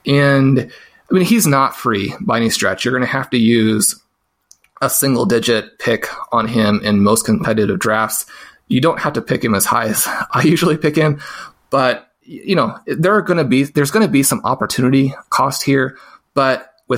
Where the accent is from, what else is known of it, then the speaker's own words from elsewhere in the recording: Kansas City, Missouri, United States; A lot of people know that I grew up in Kansas City, and when we finally broke the playoff curse last year, it was one of the most fun things from a sports perspective that I've ever gotten to experience.